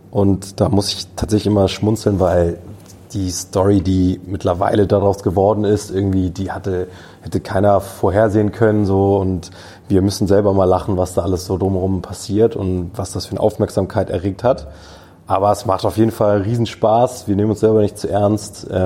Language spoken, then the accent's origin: German; Hamburg, Germany; born there; Ich bin 31 Jahre alt, bin gebürtiger Hamburger tatsächlich, ähm, habe in Kiel studiert